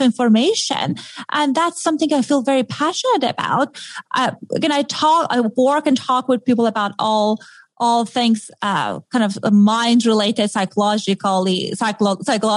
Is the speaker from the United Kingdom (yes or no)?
no; Iran; accent: Middle Eastern; moved away; I grew up in Iran in a very modern family